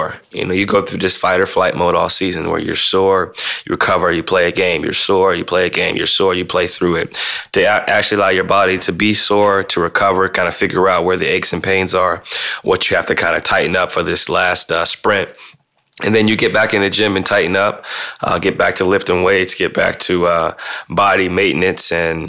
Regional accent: Midwest, United States; Growing up in the Midwest

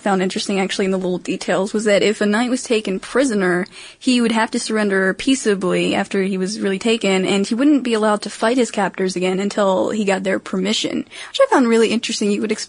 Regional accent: Maryland, United States; I'm from Maryland, in case you didn't know, and jousting is actually our official sport.

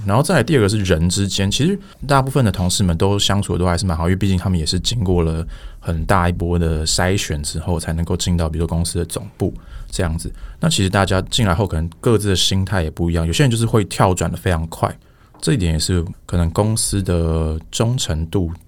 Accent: Taiwan; 我，我出生一直到大学毕业都是在台湾念书

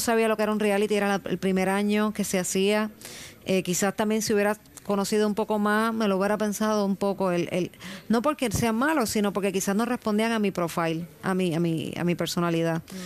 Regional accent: Puerto Rico; Evidentemente nací en Puerto Rico

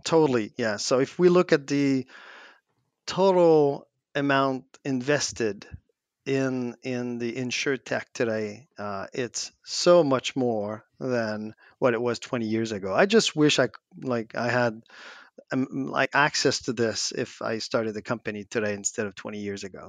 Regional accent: Quebec, Canada; we're French Canadian in a North American English only, like, continent

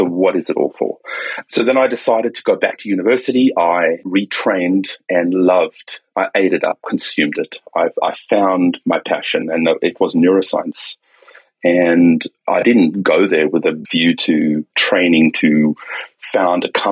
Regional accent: South Africa; now in Sydney, Australia; I grew up in South Africa, okay, during apartheid.

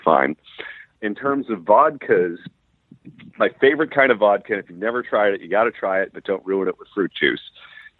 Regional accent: California, United States; I'm from California

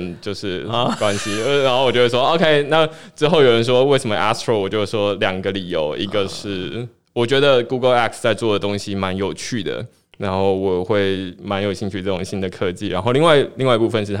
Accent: Tainan, Taiwan; 我是台南人，

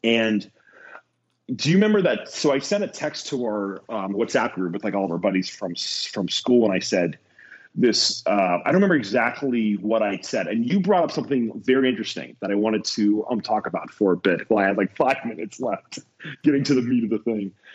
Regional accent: Ohio, United States; I'm from Ohio

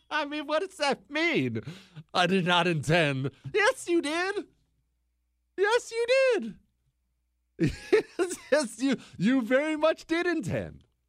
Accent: Bozeman, Montana, United States; now in Houston, United States; I grew up in Bozeman, Montana

